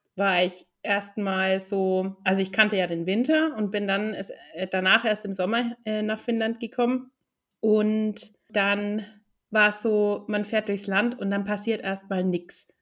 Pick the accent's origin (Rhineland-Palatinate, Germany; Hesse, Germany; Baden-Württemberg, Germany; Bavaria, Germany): Bavaria, Germany; Nuremberg; now in Helsinki, Finland; Ich komme ursprünglich aus Nürnberg